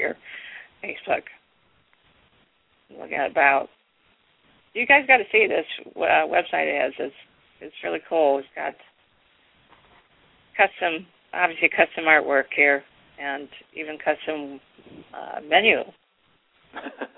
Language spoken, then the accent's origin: English; Ohio, United States; I'm from Ohio too